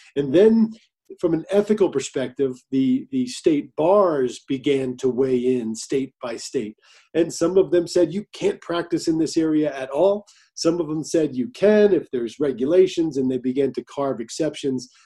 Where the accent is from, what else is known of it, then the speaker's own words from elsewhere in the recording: New Jersey, United States; now in Colorado, United States; New Jersey, my home state where I'm from